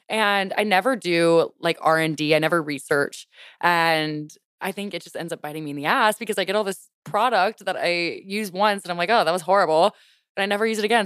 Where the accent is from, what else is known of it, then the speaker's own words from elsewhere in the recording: Louisiana, United States; I grew up in Louisiana.